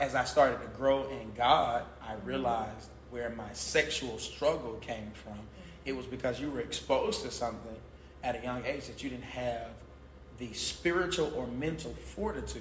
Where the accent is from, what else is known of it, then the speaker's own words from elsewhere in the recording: Albany, Georgia, United States; I'm from Albany, Georgia